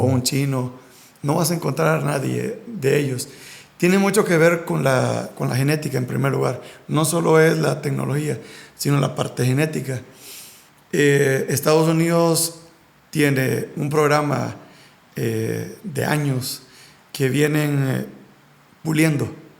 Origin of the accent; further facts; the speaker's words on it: Honduras; nosotros como hondureños